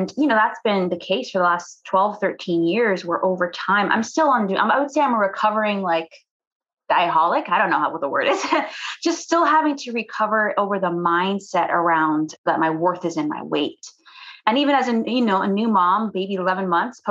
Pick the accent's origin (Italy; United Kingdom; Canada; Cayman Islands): Cayman Islands; I'm from the Cayman Islands.